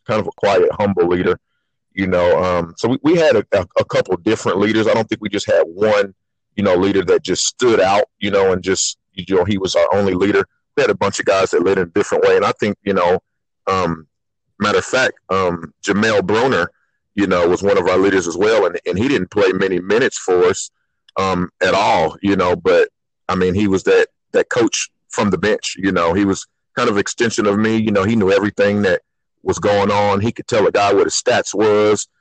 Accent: Sapulpa, Oklahoma, United States; I'm from Sapulpa. I was a part of two state tournament teams. At Sapulpa, played point guard there

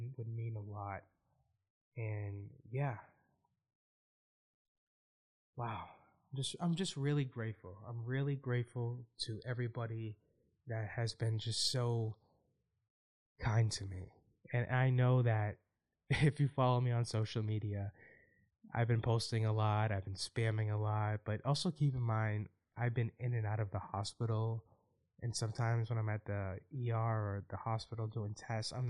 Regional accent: Boston, Massachusetts, United States; my hometown

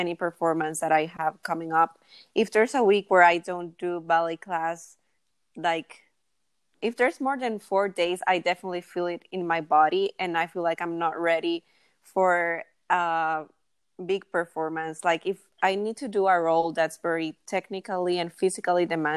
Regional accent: San Salvador, El Salvador; I live in San Salvador, El Salvador, which is where I was born

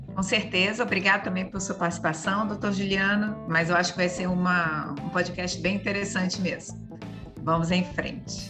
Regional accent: Brazil; A gente é brasileira

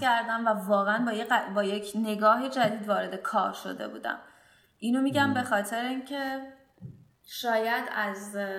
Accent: Bandar Abbas, Hormozgan, Iran; من توی بندرباس به دنیا آمدم و همینجا شروع به کار کردم

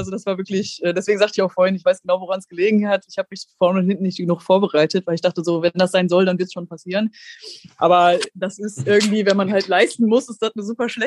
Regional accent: North Rhine-Westphalia, Germany; ich komme aus dem Ruhrgebiet und da war eine ganze Gruppe aus dem Ruhrgebiet, die quasi dann alle mit dem Zug dahin gefahren sind

